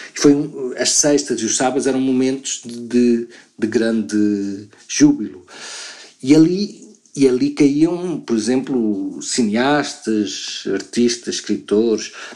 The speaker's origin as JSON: {"language": "Portuguese", "town": "Luanda", "region": "Luanda Province", "country": "Angola", "tie": "born or raised there", "moved": "yes", "lives_now": "Lisbon, Portugal", "said": "eu nasci em Luanda"}